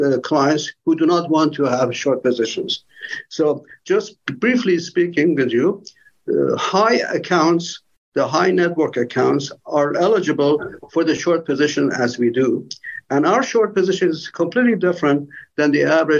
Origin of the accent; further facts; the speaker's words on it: Tehran, Tehran Province, Iran; moved away as an adult; now in United States; I came from Tehran, Iran